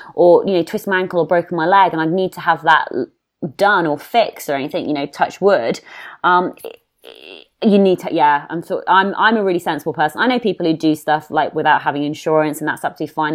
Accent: United Kingdom; being a Brit and, or having an accent

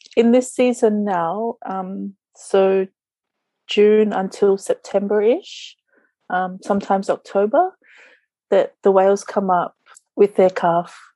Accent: Sydney, New South Wales, Australia; moved away as an adult; also born or lived in New Zealand; now in Niue; I was born in New Zealand, but I grew up in Sydney until I was 24.

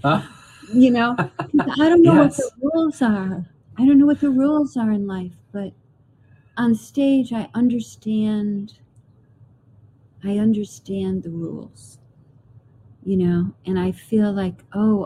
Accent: Clayton, New York, United States; everybody in my hometown Clayton is a storyteller

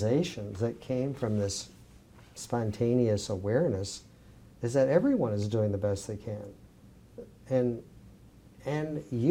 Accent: the South, United States; where I grew up in the South

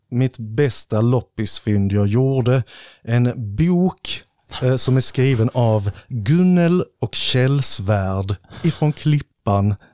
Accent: Slovakia; born there; det är slovakiska grejer, för jag är ju född i Slovakien, så jag har ju lite rötter där.

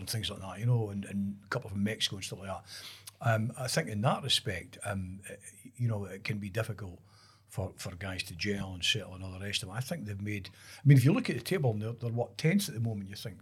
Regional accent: Kirk, Scotland, United Kingdom; I was brought up in Kirk

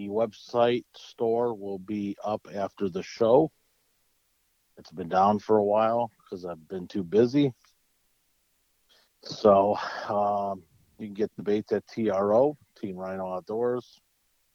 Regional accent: Ohio, United States; I'm from Ohio

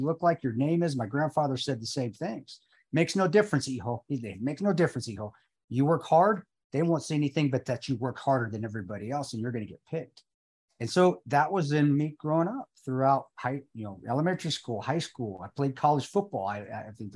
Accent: Alamosa, Colorado, United States; I grew up in Alamosa, Colorado.

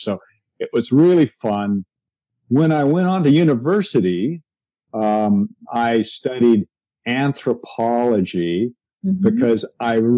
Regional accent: Seattle, Washington, United States; I grew up in Seattle, and in Seattle, we have a maritime climate

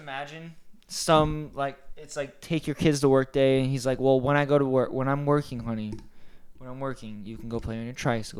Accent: St. Petersburg, Florida, United States; I was born in St. Pete, sadly.

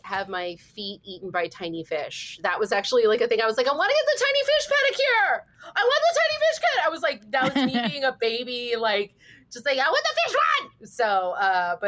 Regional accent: Ione, California, United States; the town I grew up in Northern California, it's called Ione

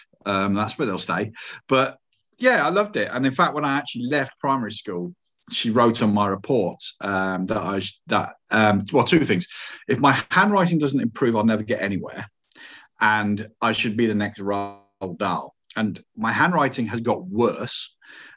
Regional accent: Coventry, West Midlands, United Kingdom; It's like, come on, guys, I'm from Coventry. You know, it's not, the accent's not that bad.

